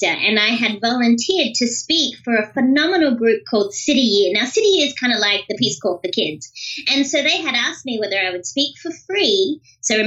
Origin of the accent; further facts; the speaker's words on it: Australia; now I'm Australian